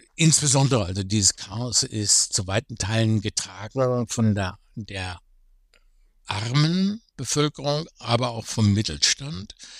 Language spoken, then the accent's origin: German; Germany; Ich bin selber Deutscher